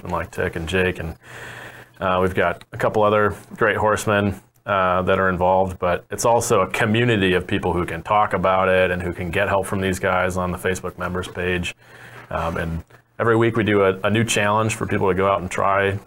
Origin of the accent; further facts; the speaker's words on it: Wisconsin, United States; I'm actually from Wisconsin